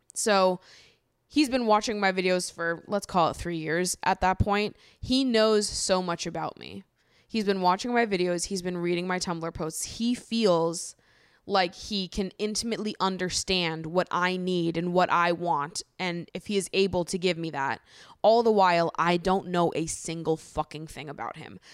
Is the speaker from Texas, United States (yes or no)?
no; Hopkinton, Massachusetts, United States; I grew up in Hopkinton, Massachusetts